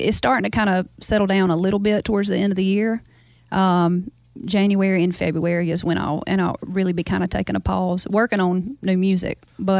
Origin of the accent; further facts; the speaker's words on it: Baskin, Louisiana, United States; I probably have kept my accent because I talk to my family a whole lot. I FaceTime them every day. I'm really close with them. And the truth is, like, all 200 of my people in my town in Baskin talk this way.